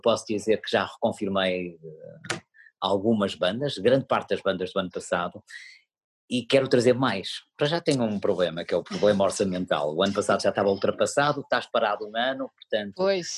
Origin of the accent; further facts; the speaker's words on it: Paredes de Coura, Norte, Portugal; moved away as an adult; now in Porto, Portugal; faço aquilo na minha terra